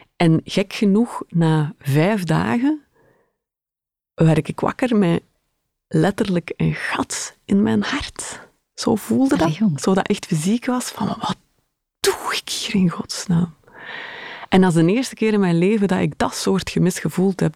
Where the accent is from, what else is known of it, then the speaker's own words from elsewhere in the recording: Schaffen, Flanders, Belgium; moved away; mijn ouders woonden nog altijd in, in het mooie Schaffen